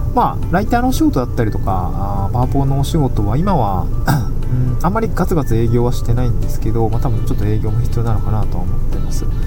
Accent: Niigata, Japan; also born or lived in Tokyo; now in Awaji Island, Japan; 僕新潟出身で

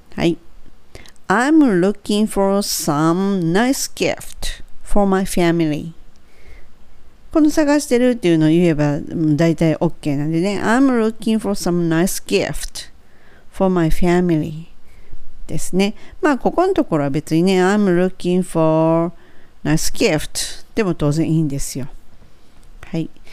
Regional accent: Kansai, Japan

